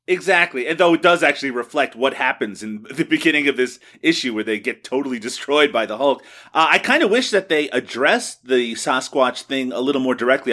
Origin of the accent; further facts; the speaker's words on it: Newfoundland and Labrador, Canada; when I was growing up, I never ate poutine, not once. It wasn't something, uh, back in Newfoundland that was commonly available